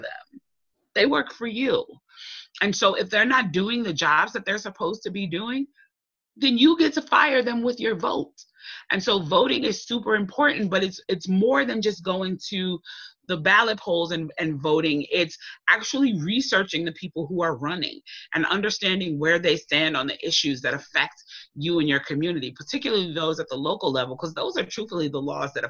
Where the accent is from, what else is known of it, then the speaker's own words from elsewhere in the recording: Chicago, Illinois, United States; I'm a Chicago girl, I grew up in Chicago